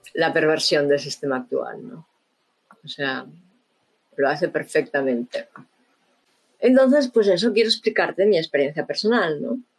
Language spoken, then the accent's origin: Spanish; Barcelona, Catalonia, Spain; crecí en Barcelona, ¿no? En la Barcelona de los 70, 80